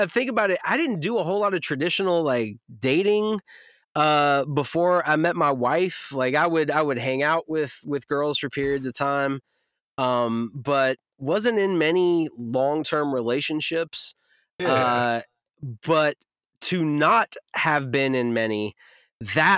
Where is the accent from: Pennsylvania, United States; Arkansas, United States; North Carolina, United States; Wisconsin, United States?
North Carolina, United States; I'm born and raised in the South from North Carolina